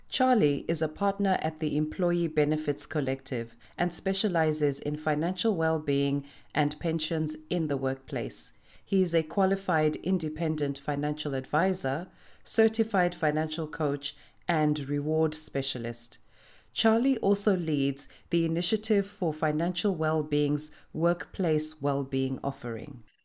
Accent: Zimbabwe; moved away; I grew up in Zimbabwe

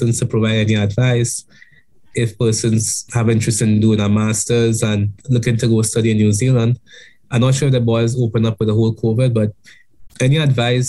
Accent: Grenada; being a Grenadian

